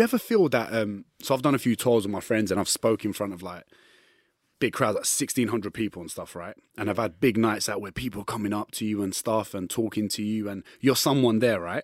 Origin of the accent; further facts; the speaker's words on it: London, United Kingdom; I'm from East London